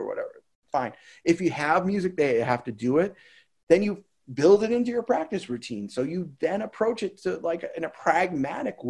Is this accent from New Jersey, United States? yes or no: no; Boston, Massachusetts, United States; moved away as an adult; I live here now, but I'm from Boston